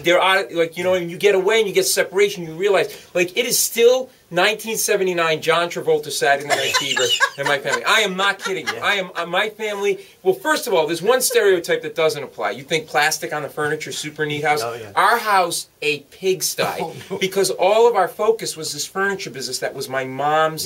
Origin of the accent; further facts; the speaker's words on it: Rhode Island, United States; moved away as an adult; also born or lived in New York City; now in New York, United States; I grew up in Rhode Island, but I ended up in New York actually as a lawyer before.